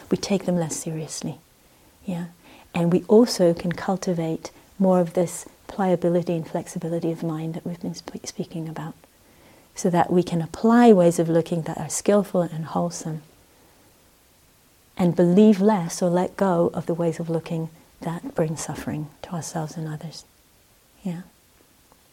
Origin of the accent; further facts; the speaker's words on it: Israel; moved away; I grew up in Israel